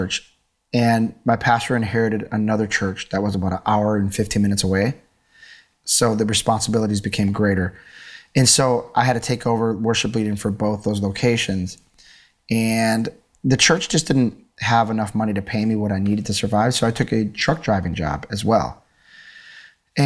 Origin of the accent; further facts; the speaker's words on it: Milwaukee, Wisconsin, United States; I grew up in Milwaukee, Wisconsin